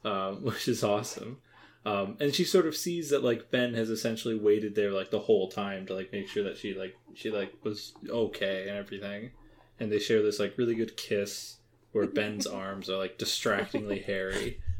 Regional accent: Canada; We're Canadian.

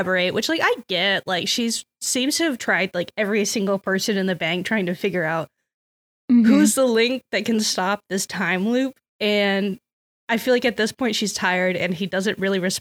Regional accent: Texas, United States; as a Texan

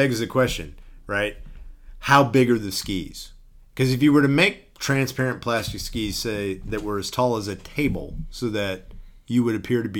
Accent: Texas, United States; I mean, I grew up in Texas

